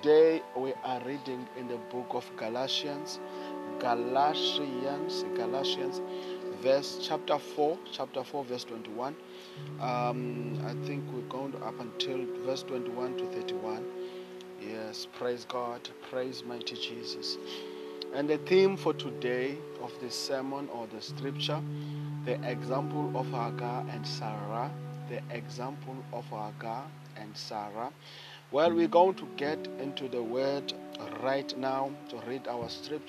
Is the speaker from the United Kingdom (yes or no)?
no; South Africa; I come from South Africa